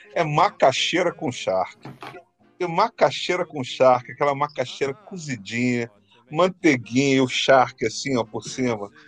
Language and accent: Portuguese; Rio de Janeiro, Brazil; quando eu era pequeno lá no Burger, Carioca